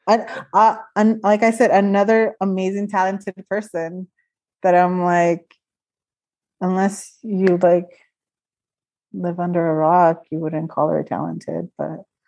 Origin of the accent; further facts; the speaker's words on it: Stockton, California, United States; it's the place where I was born and raised.